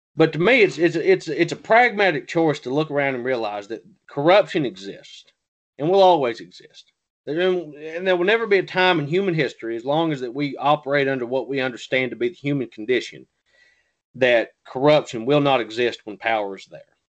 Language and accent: English; the South, United States; I'm from the South